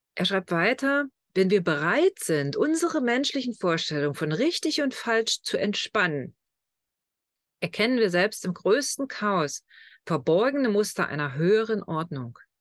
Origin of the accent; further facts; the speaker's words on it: Lusatia, Germany; accent: Lausitz-Slang; Letztlich kommen wir beide aus der Lausitz. Also von unseren Wurzeln her.